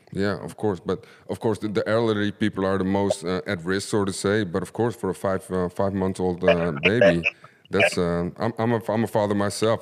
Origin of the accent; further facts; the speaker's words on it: Suriname; I'm from Suriname.